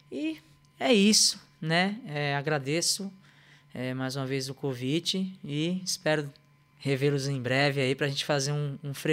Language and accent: Portuguese; Northeast Region, Brazil; quando a gente chega em algum lugar do Brasil e fala, ah, eu sou do Nordeste, fala ah, é baiano.